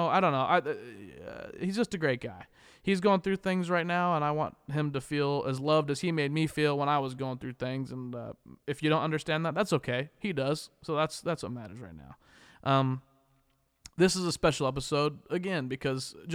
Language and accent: English; Wichita, Kansas, United States; now in Los Angeles, United States; Wichita being my hometown